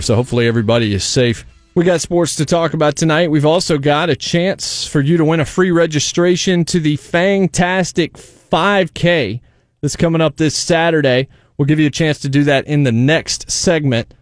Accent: North Carolina, United States; moved away; also born or lived in Virginia; I grew up in North Carolina. I was born in Virginia, but I spent, you know, my middle school, high school years, and then I went to N C State for a couple of years in North Carolina

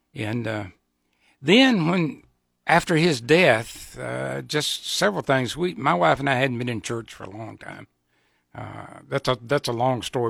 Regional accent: Georgia, United States; moved away as an adult; also born or lived in South Carolina / Atlanta; now in Nebraska, United States; I was born in South Carolina, raised in Georgia.

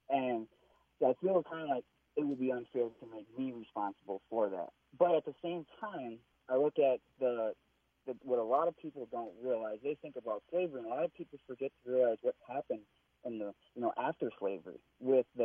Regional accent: Minneapolis, Minnesota, United States; white guy, Republican, born and raised in North Minneapolis. I have an interracial family

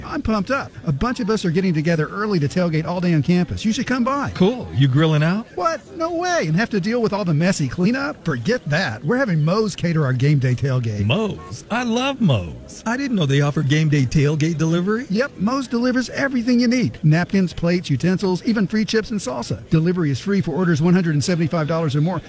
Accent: Mississippi, United States; moved away; growing up in Mississippi

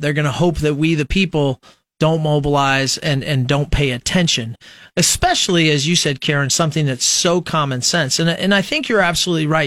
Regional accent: Nebraska, United States; those of us who were born and raised in Nebraska

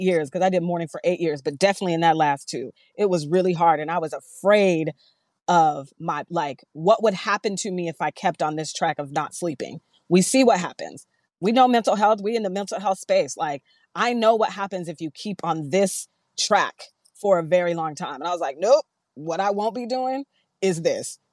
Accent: Seattle, Washington, United States; now in Eastern Washington, United States; I am from Seattle, Seattle all day

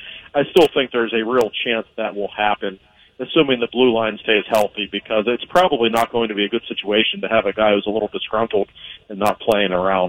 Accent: Pittsburgh, Pennsylvania, United States; I was born and raised in Pittsburgh

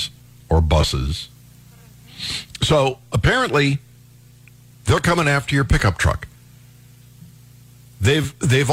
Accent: Ohio, United States; When I was growing up in Ohio, 16 was the magic age.

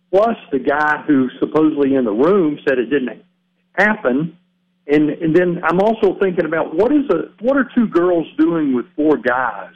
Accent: Georgia, United States; moved away; I'm originally from Georgia

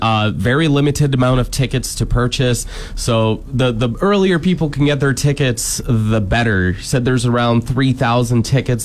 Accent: Chicopee, Massachusetts, United States; Shout out to Chicopee Tube Park back in my hometown.

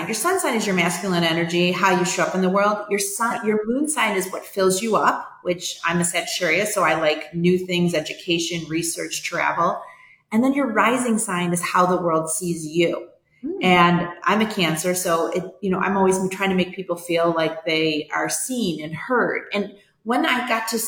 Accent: New York, United States; also born or lived in Atlanta / California; now in Vermilion, United States; I grew up in New York

